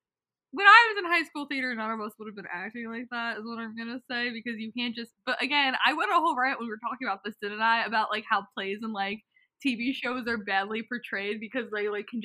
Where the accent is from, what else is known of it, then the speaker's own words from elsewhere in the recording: United States; I just relate to Nina because we're both American.